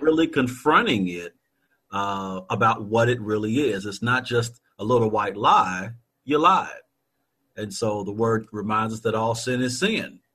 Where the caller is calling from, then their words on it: Louisville, Kentucky, United States; Calling from Louisville, Kentucky